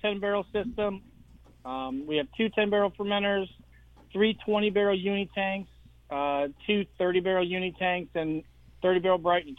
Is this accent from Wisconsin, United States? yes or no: no; near Ithaca, upstate New York, United States; moved away as an adult; now in Naples, Florida, United States; I'm from upstate New York originally, so I go up there every year.